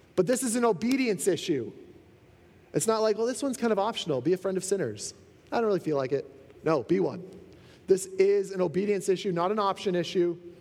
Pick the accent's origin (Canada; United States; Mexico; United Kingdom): Canada; being a Canadian is awesome